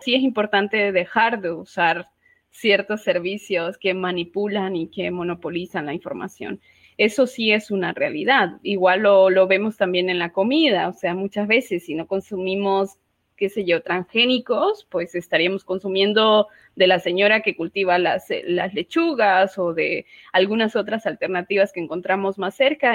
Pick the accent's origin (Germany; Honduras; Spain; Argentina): Honduras; soy activista, feminista, hondureña, catracha, como dicen en, en Honduras